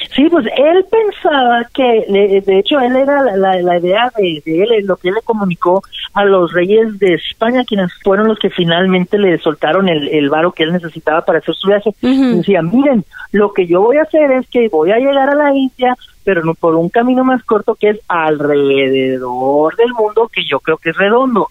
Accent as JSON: {"language": "Spanish", "town": "Mexicali", "region": "Baja California", "country": "Mexico", "tie": "born or raised there", "said": "Yo crecí, ¿verdad?, toda mi infancia ya en Mexicali, en la California"}